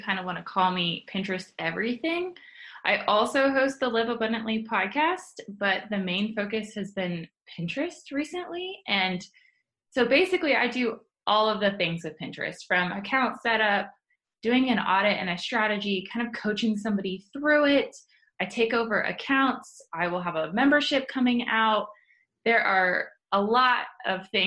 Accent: Columbus, Ohio, United States; I am born and raised in Columbus, Ohio. Love it here

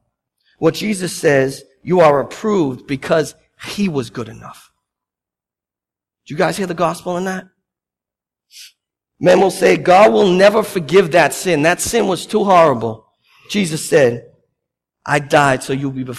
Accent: Boston, Massachusetts, United States; I'm Bostonian.

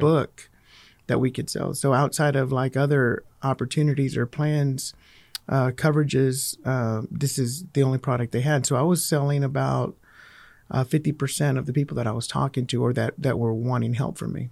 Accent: Fort Worth, Texas, United States; I grew up in Fort Worth

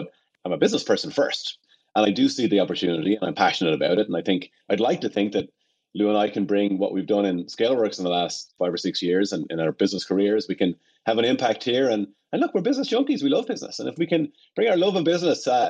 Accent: Ireland; moved away; I'm from Ireland, obviously, and I spent all my summers and holidays on family farms

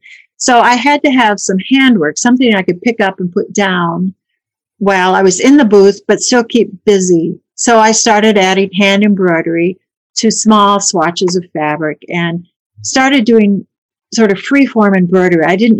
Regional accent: Colorado, United States; born there; also born or lived in Minnesota; now in Chicago, United States; I was born in Colorado. When I was older, my parents bought a farm in Minnesota. So I lived on the farm for a few years and then went away to school there.

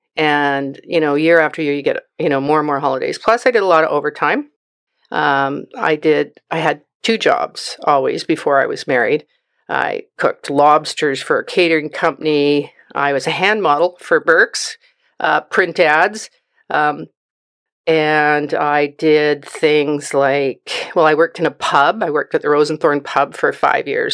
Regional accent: Vancouver, British Columbia, Canada; moved away as an adult; now in Chilliwack, Canada; I was born and raised in Vancouver

